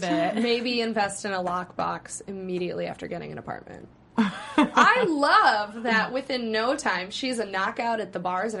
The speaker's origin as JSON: {"language": "English", "region": "Wisconsin", "country": "United States", "moved": "as an adult", "lives_now": "Los Angeles, United States", "said": "I had been in LA for 4 months. And he saw my license, my driver's license said I was from Wisconsin."}